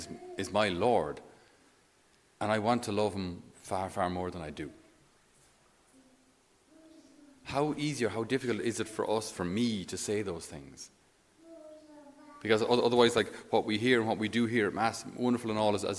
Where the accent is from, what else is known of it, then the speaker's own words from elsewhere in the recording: Ireland; we, being typically Irish